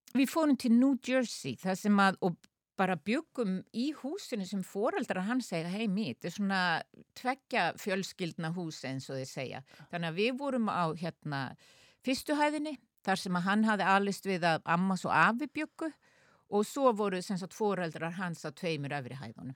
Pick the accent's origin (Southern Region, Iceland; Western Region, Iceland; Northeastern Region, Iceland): Northeastern Region, Iceland; Akureyri; accent: northern Icelandic; moved away as an adult; also born or lived in Sweden / France / United States; now in Reykjavík, Iceland; Akureyri eru uppeldisbæri minn